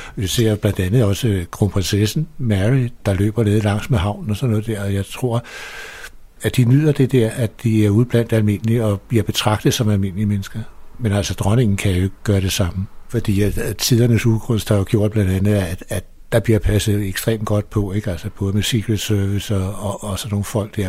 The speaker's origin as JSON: {"language": "Danish", "town": "Copenhagen", "region": "Capital Region of Denmark", "country": "Denmark", "tie": "born or raised there", "said": "i princippet er jeg jo født ude på Vesterbro i Hedebygade, eller ikke født der, men der boede vi ude de to første"}